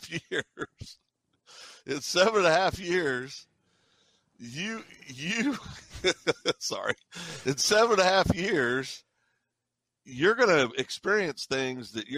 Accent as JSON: {"language": "English", "region": "Kansas", "country": "United States", "tie": "born or raised there", "said": "I grew up in Kansas, and I knew that because I have a lot of family in Ponca City"}